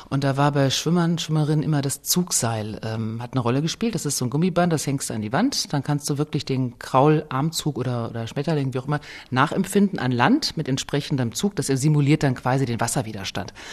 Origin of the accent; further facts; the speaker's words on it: North Rhine-Westphalia, Germany; jetzt komme ich aus dem Kreis Herford in Ostwestfalen, gehe ich denn heute in unser Otto-Wedding-Bad, das äh, war wirklich mein Lieblingsfreibad aus den 20er Jahren